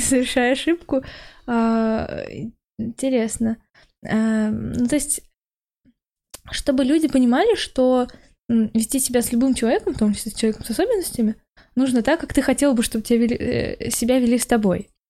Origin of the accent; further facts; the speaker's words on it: Naberezhnye Chelny, Tatarstan, Russia; moved away as an adult; now in Moscow, Russia; я родом из Челнов, поэтому mm там я была целых 18 лет